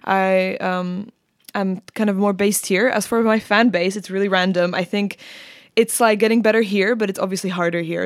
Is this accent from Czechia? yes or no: yes; Prague, Czechia; moved away as an adult; now in London, United Kingdom; even though I'm Czech, uh, completely, like, my parents are Czech and everything, I grew up in Prague